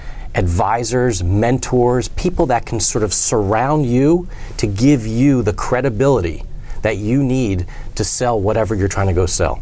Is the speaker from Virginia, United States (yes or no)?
no; Wilmington, Delaware, United States; I grew up in Wilmington, Delaware.